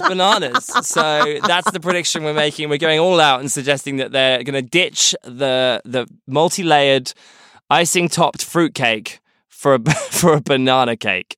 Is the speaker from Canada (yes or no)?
no; United Kingdom; As a British person and as Queen Elizabeth is my monarch